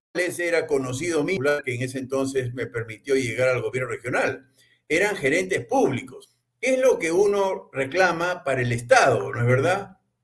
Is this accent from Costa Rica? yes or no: no; Peru; como peruano